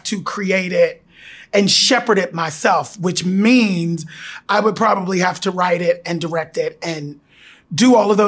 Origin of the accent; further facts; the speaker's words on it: Pittsburgh, Pennsylvania, United States; my hometown of Pittsburgh